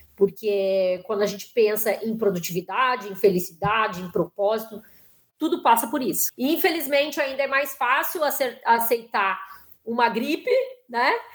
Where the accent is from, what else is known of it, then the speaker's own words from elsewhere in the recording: Porto Alegre, Rio Grande do Sul, Brazil; moved away as an adult; now in São Paulo, Brazil; eu sou de Porto Alegre e moro em São Paulo já há 20 e poucos anos